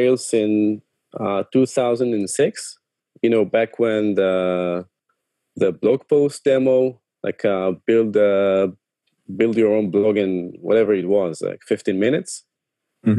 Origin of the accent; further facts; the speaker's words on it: Tel Aviv, Tel Aviv District, Israel; I'm from Tel Aviv